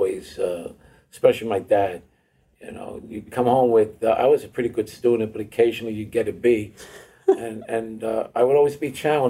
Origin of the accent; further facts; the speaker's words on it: Hoboken, New Jersey, United States; we grew up in Hoboken, New Jersey